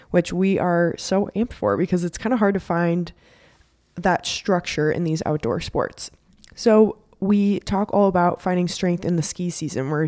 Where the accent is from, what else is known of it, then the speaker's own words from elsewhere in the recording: Colorado, United States; so growing up in Colorado, like it's the playground of all of the sports we love to do.